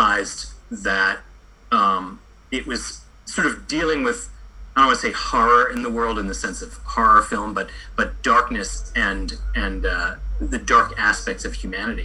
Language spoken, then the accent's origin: English; United States; being both an American growing up in a mostly white neighborhood and having a family of immigrants